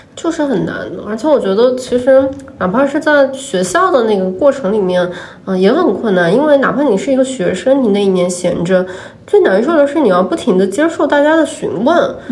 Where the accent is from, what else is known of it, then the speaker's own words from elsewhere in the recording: Nantong, Jiangsu, China; moved away; 咱们是南通人啊，我们家那边有一条护城河